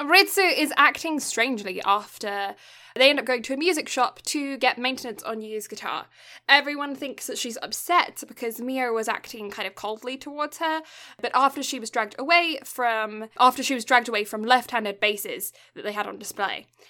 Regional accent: south of England, United Kingdom; first language English; now in Canada; I was born in the south of England

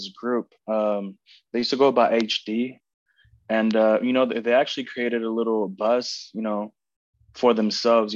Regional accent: Oakland, California, United States; also born or lived in Tracy, California; I was born and raised in Oakland.

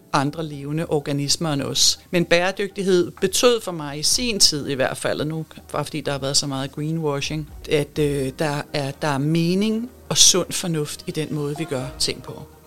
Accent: Denmark; vi er ekstremt rige i det her land

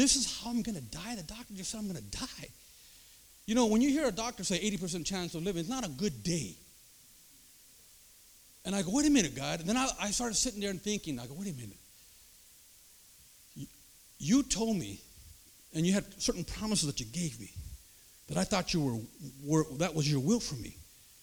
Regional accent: United States; I'm from Dakota.

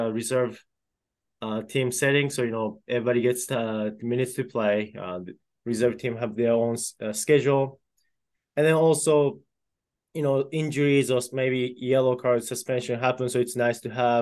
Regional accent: Japan; now in Iowa, United States; And I'm originally from Japan, so, you know, I have that a little bit connection with that, with my home country.

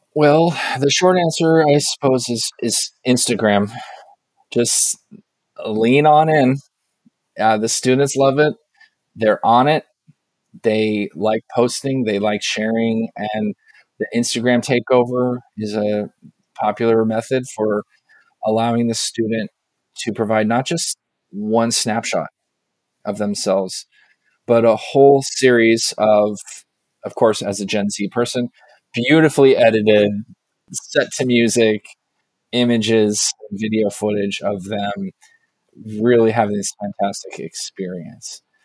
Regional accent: Southern California, United States; I grew up in Southern California playing soccer with a lot of Mexican students

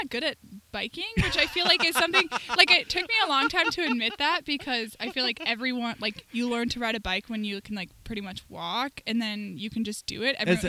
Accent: Minnesota, United States; also born or lived in Northern Florida; moved back to Minnesota because I'm from Minnesota and I love it here.

